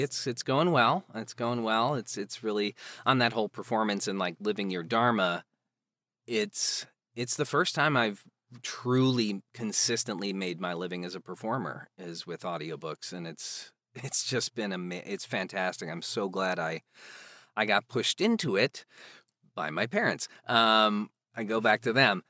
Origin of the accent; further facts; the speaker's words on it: outside Chicago, Illinois, United States; there was a children's theater group in my town that I grew up in outside Chicago